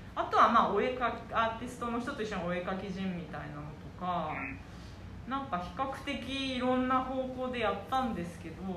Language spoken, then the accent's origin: Japanese; Yamagata, Japan; 私も山形出身